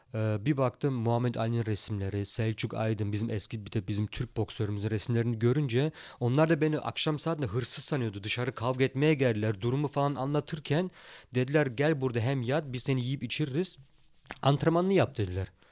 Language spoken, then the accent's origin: Turkish; Germany; also born or lived in Turkey; burada doğup büyüdük.